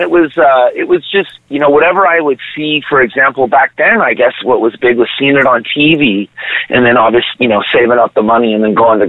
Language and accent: English; San Diego, California, United States; also born or lived in Los Angeles, California; No, I grew up in San Diego, but was born in L.A.